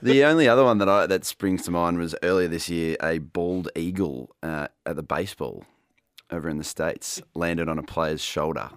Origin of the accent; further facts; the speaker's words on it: Australia; as an Aussie